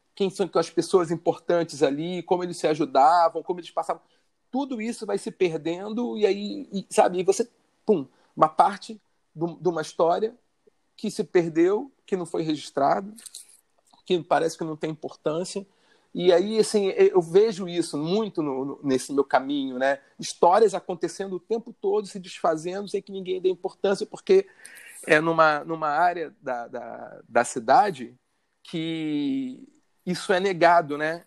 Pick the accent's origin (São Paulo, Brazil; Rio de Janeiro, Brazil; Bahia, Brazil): Rio de Janeiro, Brazil; eu sou carioca, morador da zona norte do Rio de Janeiro, nasci em Bento Ribeiro